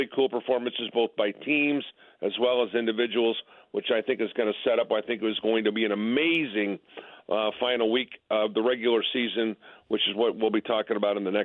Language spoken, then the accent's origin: English; Hobart, Indiana, United States; back home where I grew up in Hobart, Indiana